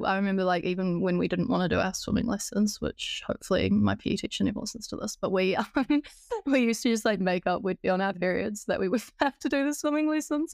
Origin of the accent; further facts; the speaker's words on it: Christchurch, Canterbury, New Zealand; moved away as an adult; now in Auckland, New Zealand; I was born and raised in Christchurch in New Zealand, but I moved to Auckland when I was nineteen years old